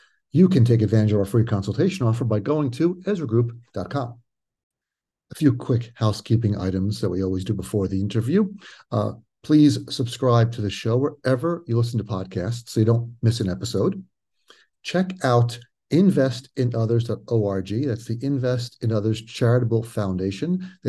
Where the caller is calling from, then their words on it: Sayreville, New Jersey, United States; I'm in Sayreville, New Jersey.